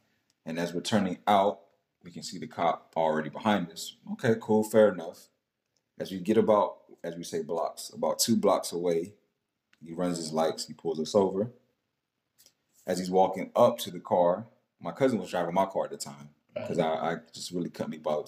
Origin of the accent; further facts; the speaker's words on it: the South, United States; So I grew up in the South, like not the deep South, but I grew up in the South.